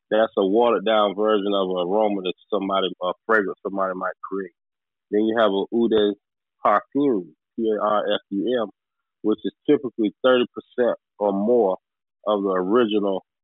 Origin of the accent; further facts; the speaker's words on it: New Bern, North Carolina, United States; I'm from New Bern, North Carolina.